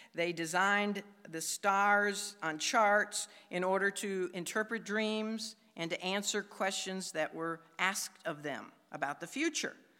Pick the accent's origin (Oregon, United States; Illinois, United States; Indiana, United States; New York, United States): Illinois, United States; Chicago; I come from Chicago where there's a lot of skyscrapers